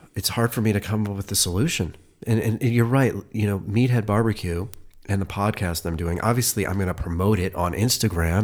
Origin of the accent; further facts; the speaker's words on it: Cleveland, Ohio, United States; now in Los Angeles, United States; I'm from Cleveland